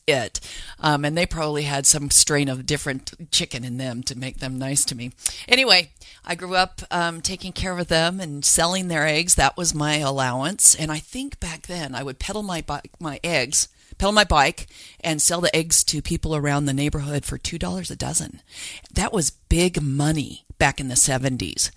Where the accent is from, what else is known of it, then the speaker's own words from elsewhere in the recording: Salt Lake City, Utah, United States; I grew up in Salt Lake, and I think we were the first backyard chicken keepers because we were down in Holiday